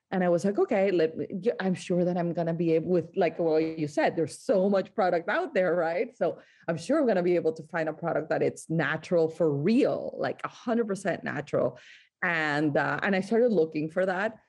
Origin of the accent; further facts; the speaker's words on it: Barranquilla, Atlántico, Colombia; now in United States; I grew up in Colombia, in the coast of Colombia, in a town called Barranquilla